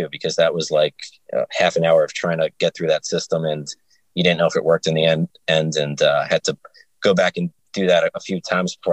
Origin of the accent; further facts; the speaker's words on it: New York, United States; moved away as an adult; also born or lived in Binghamton, New York; now in Nashville, United States; I'm from New York. My family's all there